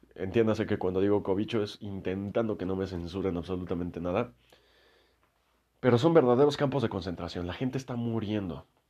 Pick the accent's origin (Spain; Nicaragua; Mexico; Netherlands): Mexico; yo soy de México